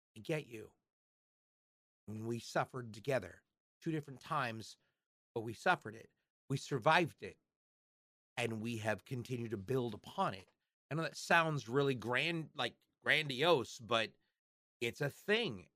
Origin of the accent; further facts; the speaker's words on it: Portland, Oregon, United States; Star Labs is filmed in Portland, Oregon. That's my hometown. That's where I live.